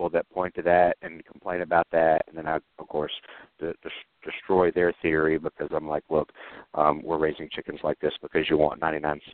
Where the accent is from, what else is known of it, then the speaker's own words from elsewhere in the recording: Georgia, United States; my home state of Georgia